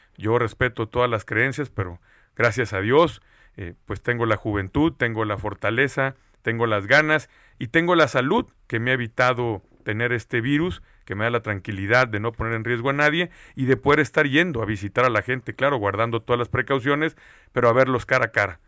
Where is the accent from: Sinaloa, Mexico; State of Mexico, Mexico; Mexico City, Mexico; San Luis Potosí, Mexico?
Sinaloa, Mexico; lo que somos los sinaloenses